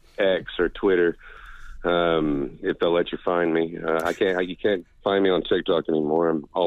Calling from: Oklahoma, United States

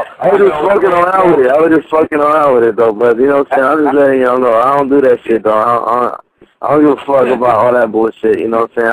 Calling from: Watts, California, United States; I'm calling from Watts, man. 209 is like Fresno, you know what I'm saying? Like, up north, but I'm in Watts right now, though. Watts, California

